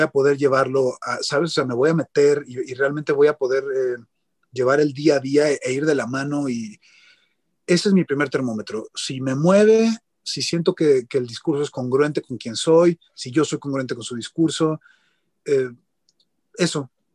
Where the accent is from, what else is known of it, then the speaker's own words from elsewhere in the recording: Mexico; soy un productor de México